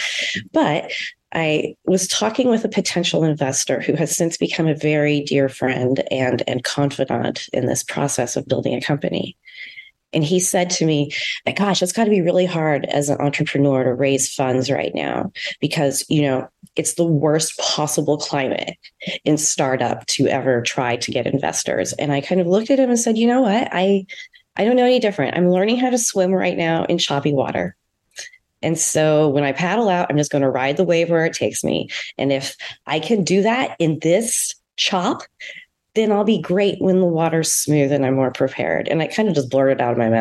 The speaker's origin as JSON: {"language": "English", "town": "St. Louis", "region": "Missouri", "country": "United States", "tie": "born or raised there", "also_born_or_lived": "San Diego", "moved": "yes", "said": "I'm a Midwesterner. I grew up in St. Louis"}